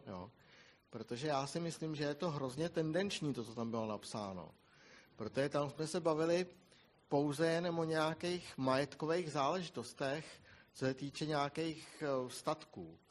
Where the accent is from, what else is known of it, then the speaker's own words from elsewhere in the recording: Bohemia, Czechia; my jsme u nás v Čechách zvyklí